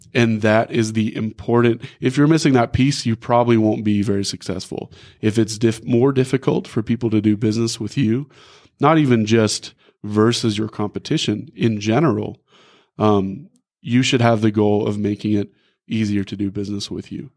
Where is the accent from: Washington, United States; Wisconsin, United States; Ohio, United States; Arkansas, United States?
Arkansas, United States; Rogers; also born or lived in Van Buren, Arkansas; I grew up here in Northwest Arkansas. I went to Rogers High School